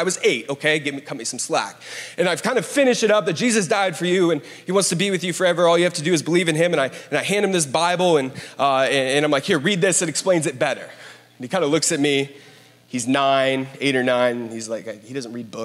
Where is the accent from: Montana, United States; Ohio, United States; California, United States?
Ohio, United States; Columbus; I grew up in Columbus, Ohio